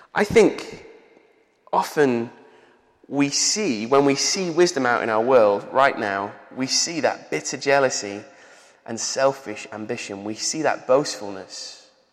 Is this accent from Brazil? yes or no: no; Manchester, North West England, United Kingdom; accent: Manchester; also born or lived in Bolton; I was 10 years old and I moved from uh, the centre of Manchester to Bolton, which is like north of Manchester. And because I had a Manchester accent